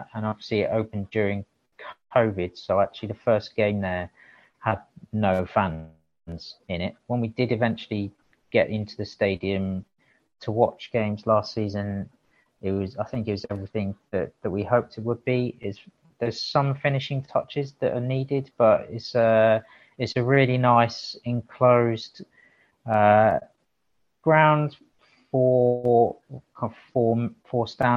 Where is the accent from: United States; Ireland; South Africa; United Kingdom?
United Kingdom; South Wales; moved away; I grew up in South Wales